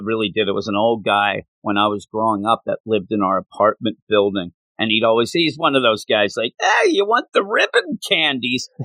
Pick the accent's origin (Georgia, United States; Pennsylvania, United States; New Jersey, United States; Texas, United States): Pennsylvania, United States; Quakertown; we moved to where we ended up really growing up in Quakertown